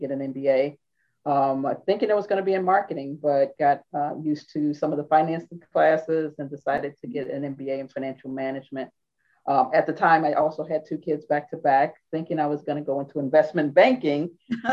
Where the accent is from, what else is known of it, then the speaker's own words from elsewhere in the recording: St. Louis, Missouri, United States; moved away as an adult; also born or lived in Pennsylvania; now in Washington, D.C. metro area, United States; I am originally from St. Louis, Missouri, so the Midwest, and tracked out here in 1992